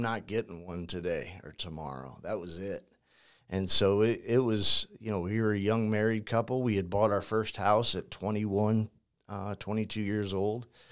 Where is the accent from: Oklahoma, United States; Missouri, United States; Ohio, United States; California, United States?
Missouri, United States; St. Louis; also born or lived in Ferguson, Missouri; born and raised in St. Louis